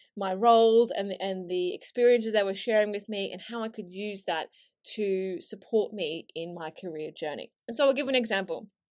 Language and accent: English; Australia; moved away as an adult; now in London, United Kingdom; my accent isn't actually from here originally, and I moved from Australia to London on a one-way ticket, uh, six years ago now